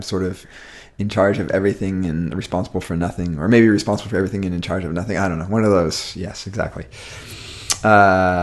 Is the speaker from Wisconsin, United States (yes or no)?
yes; Madison, Wisconsin, United States; growing up in Madison, Wisconsin